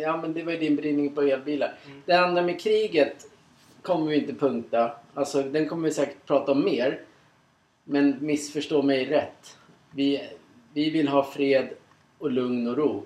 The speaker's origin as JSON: {"language": "Swedish", "country": "Sweden", "said": "Som vi svenskar är oftast jävligt bra på."}